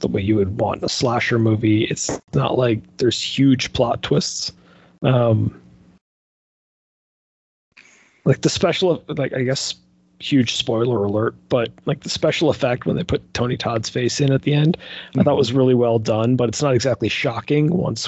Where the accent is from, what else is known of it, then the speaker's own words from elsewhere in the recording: Canada; I am Canadian